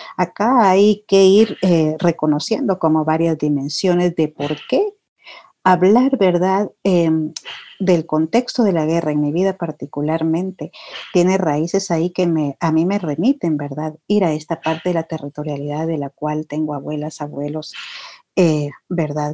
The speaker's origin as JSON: {"language": "Spanish", "country": "Guatemala", "said": "soy de Ishimuleu, soy de este territorio ancestral"}